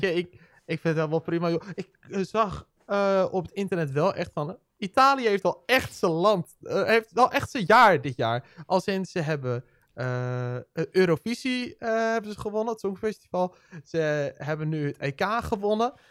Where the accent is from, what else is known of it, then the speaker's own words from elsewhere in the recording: Netherlands; Wij Nederlanders